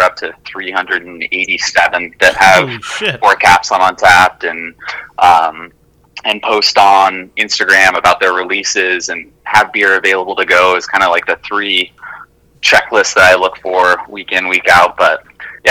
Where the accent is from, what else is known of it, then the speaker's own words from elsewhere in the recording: Salt Lake City, Utah, United States; I grew up in Salt Lake City, Utah